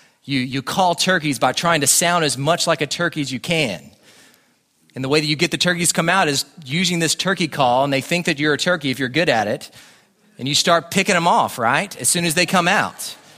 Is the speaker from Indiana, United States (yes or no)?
no; Jackson, Alabama, United States; born there; I was born in Jackson, Alabama, in South Alabama, where, again, everyone just wears camouflage there all the time.